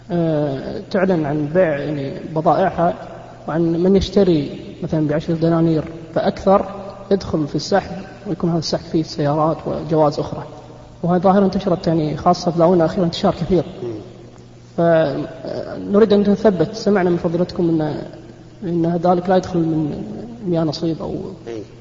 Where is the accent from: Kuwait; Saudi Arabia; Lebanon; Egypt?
Kuwait